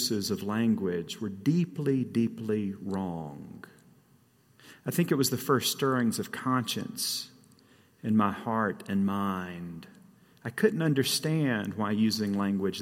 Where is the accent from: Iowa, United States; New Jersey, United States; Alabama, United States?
Alabama, United States; Guntersville; now in Colorado, United States; I grew up in a very small town in North Alabama called Guntersville